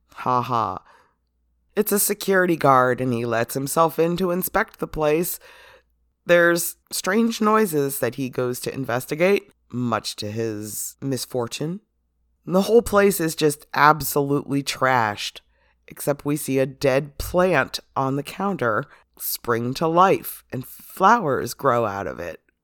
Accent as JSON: {"language": "English", "country": "United States", "said": "as an American raised Catholic"}